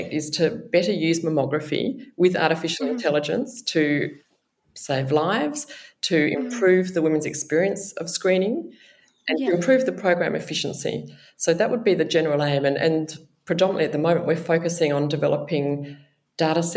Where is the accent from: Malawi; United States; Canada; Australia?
Australia; Perth, Western Australia; moved away as an adult; also born or lived in Sydney, New South Wales; now in Melbourne, Australia; I grew up in Perth in Western Australia